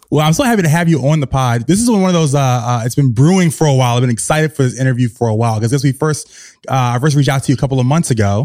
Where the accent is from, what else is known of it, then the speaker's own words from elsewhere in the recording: the South, United States; now in New York City, United States; I'm from the South, so I know that I, my childhood was very different